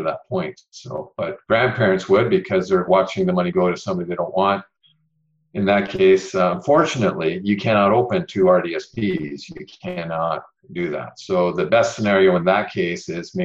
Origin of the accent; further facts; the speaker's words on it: Ontario, Canada; I'm from Ontario.